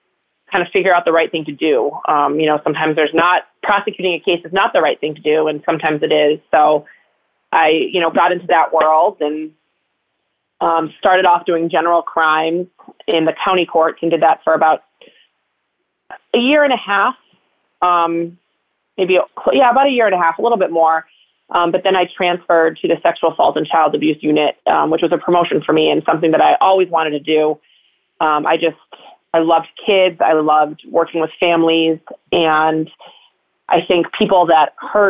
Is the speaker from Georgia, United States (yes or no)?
no; Connecticut, United States; I grew up in Connecticut in a very suburban town